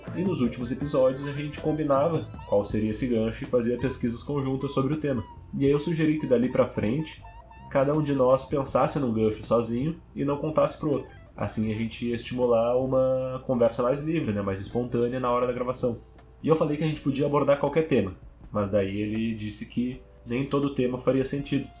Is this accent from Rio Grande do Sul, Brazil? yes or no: yes; Porto Alegre, Rio Grande do Sul, Brazil; Eu sou de Porto Alegre